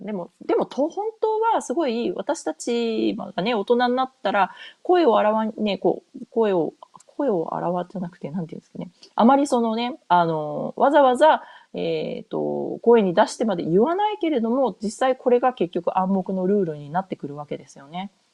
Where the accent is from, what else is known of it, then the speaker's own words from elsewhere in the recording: Japan; moved away as an adult; also born or lived in North America; 日本で生まれ、日本で育った自分